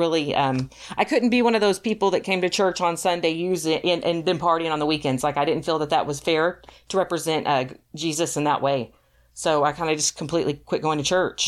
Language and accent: English; Texas, United States; moved away as an adult; also born or lived in Ohio; now in Michigan, United States; I'm from Texas